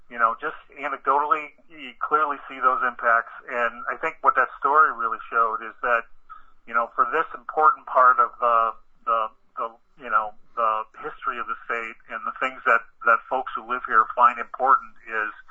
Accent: Watertown, Wisconsin, United States; the farmlands around Watertown, Wisconsin, where I grew up.

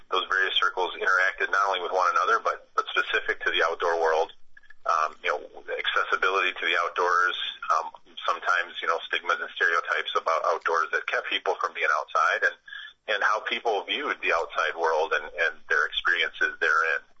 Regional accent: Madison, Wisconsin, United States; I'm a lifelong Wisconsinite, um, uh, essentially born and raised in the Madison area.

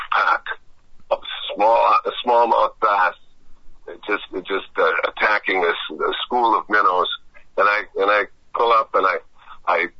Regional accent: the Wisconsin and Mississippi Rivers, United States; I'm from the Wisconsin and Mississippi Rivers

